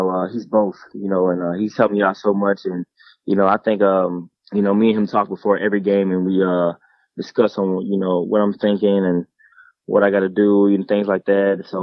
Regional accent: Jacksonville, Florida, United States; also born or lived in Atlanta / Detroit; was born in Jacksonville, Florida. That's where all my family is. My grandma, my cousins, and uncles and aunties. And I moved to um, Atlanta for a little bit.

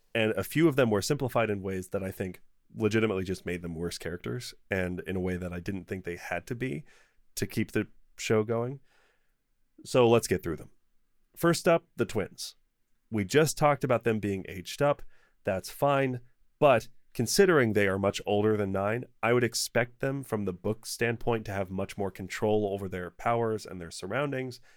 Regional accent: United States; I'm American

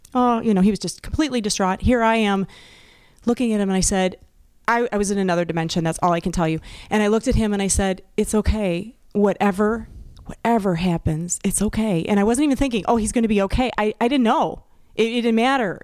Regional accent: Wisconsin, United States; I'm from Wisconsin too

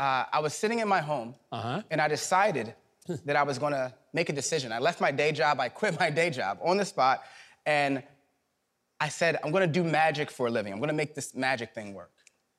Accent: Philadelphia, Pennsylvania, United States; Now, I'm from Philadelphia, Pennsylvania.

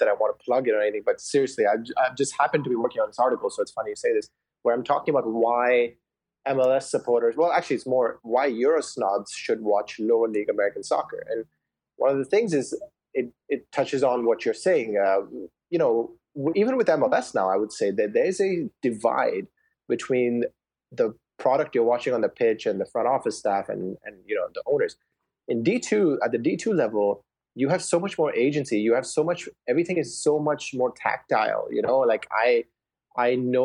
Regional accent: India; now in Indianapolis, United States; I grew up in India, and I watched Manchester United since I was a kid, and then moved here stateside

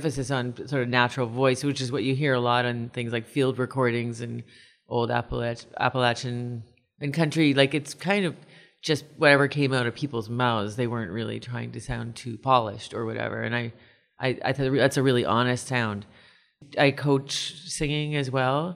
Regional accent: Kitchener, Ontario, Canada; now in Toronto, Canada; I come from Kitchener originally and grew up doing a lot of choral music

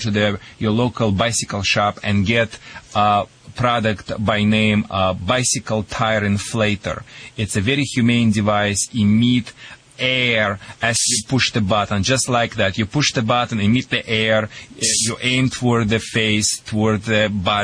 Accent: Russia; accent: Russian; English is a second language; moved away; also born or lived in Michigan; my Russian accent or Michigan accent

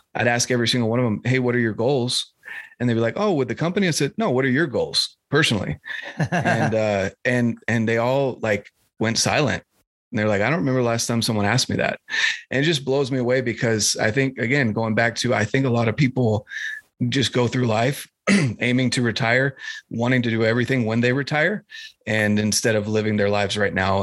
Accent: North Carolina, United States; moved away; I'm from North Carolina originally

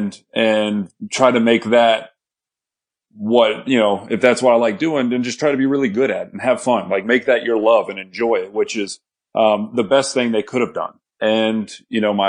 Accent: Texas, United States; I grew up in Texas with my stepdad and my mom

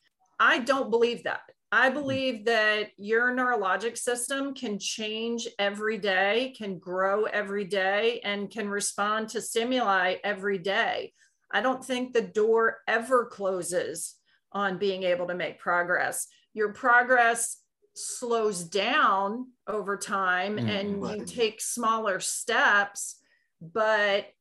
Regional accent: Maryland, United States; moved away as an adult; now in Kitty Hawk, North Carolina, United States; I grew up in Maryland

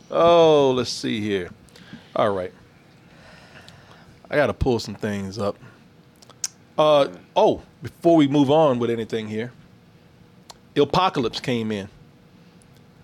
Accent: New York, United States; I'm from New York. We met in California.

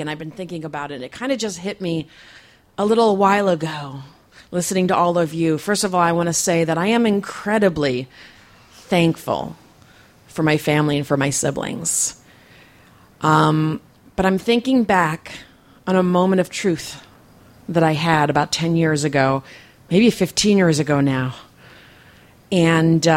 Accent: East Coast, United States; now in San Diego, United States; I'm from the East Coast

